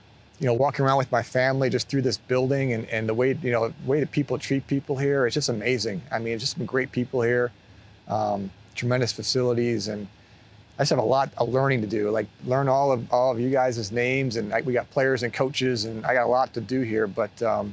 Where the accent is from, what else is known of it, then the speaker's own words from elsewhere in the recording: Buffalo, New York, United States; Growing up as a kid, as a big NFL fan, but growing up in Buffalo, but a Bills fan